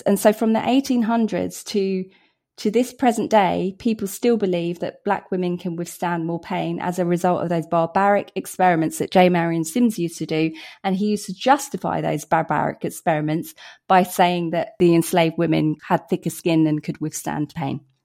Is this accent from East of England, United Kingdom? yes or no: yes; Hertfordshire, East of England, United Kingdom; Britain, Hertfordshire